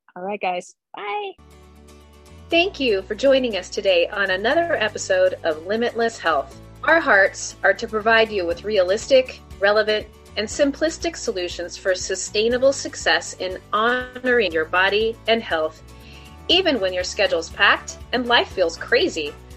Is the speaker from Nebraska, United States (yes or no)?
yes; Nebraska, United States; now in Phoenix, United States; growing up in Nebraska